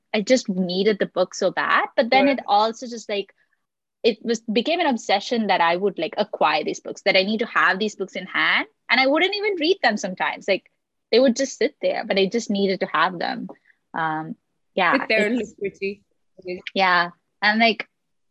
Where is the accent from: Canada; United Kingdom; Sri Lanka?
Sri Lanka; Colombo, Western Province; growing up in Colombo, like, you don't get all the new books